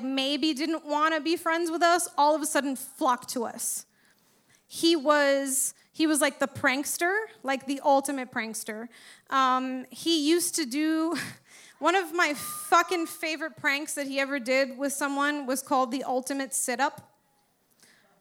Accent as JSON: {"language": "English", "town": "Miami", "region": "Florida", "country": "United States", "tie": "born or raised there", "said": "I grew up in fucking Westchester, right? Uppity Cuban family"}